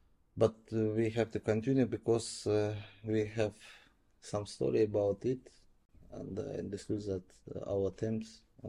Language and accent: English; Donetsk, Donetsk Oblast, Ukraine; English is a second language; moved away as an adult; also born or lived in Mariupol; now in Dnipro, Ukraine; I am from Donetsk. After the beginning of the war, I relocated to Mariupol and lived there from 2015.